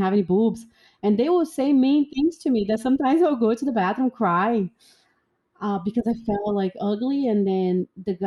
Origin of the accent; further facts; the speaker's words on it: Brazil; moved away as an adult; also born or lived in Germany; now in Atlanta, United States; I love growing up in Brazil